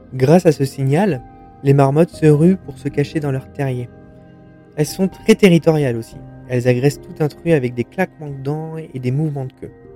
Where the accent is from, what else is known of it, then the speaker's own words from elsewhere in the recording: France; chez nous, en France